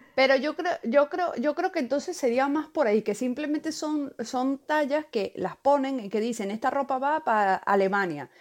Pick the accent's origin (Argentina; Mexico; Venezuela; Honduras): Venezuela; Valencia, Carabobo; moved away; soy de aquí, de, Valencia, aquí, yo nací aquí